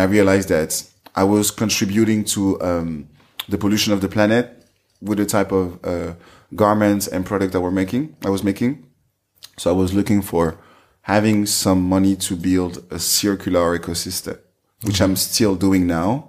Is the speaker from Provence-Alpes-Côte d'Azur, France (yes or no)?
no; Saint-Denis, Île-de-France, France; English is a second language; moved away as an adult; also born or lived in Paris; now in United States; I was born in uh, Saint Denis um, outside of Paris in the suburbs. And um, I grew up outside